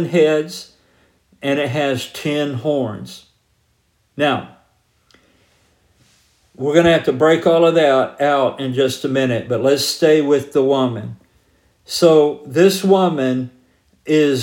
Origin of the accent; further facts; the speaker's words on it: Georgia, United States; I grew up in Georgia